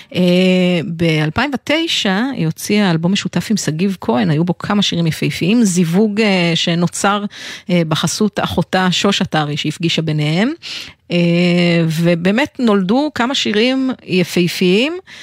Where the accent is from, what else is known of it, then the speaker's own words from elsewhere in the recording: Israel; אנחנו ישראלים